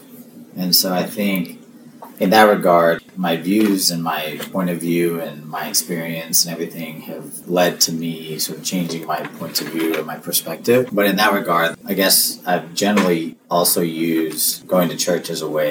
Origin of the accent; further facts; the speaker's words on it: El Paso, Texas, United States; I grew up in El Paso. Like, I have a very different experience. Growing up on the border is, like, a different environment